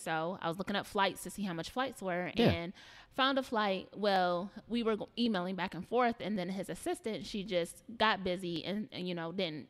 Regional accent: Sandusky, Ohio, United States; also born or lived in Toledo, Ohio; I'm from Sandusky, Ohio. I'm from a small town.

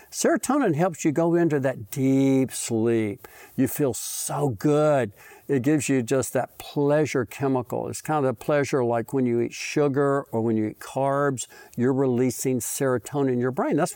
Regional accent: Mississippi, United States; born there; See, I was born in Mississippi because it's always number one

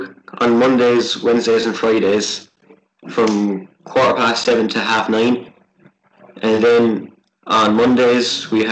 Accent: Clonlisk, County Offaly, Leinster, Ireland; I am from the Irish side of nowhere in a small place called Clonlisk in Offaly

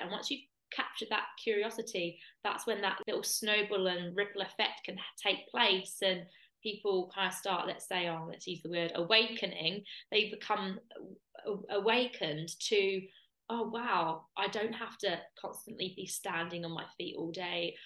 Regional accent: Kent, South East England, United Kingdom; moved away; I'm from Kent originally.

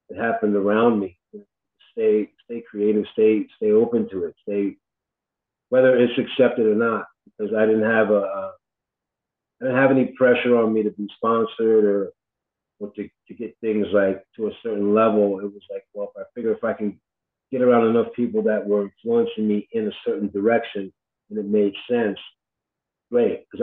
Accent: New York, United States; and I grew up playing hardcore in New York.

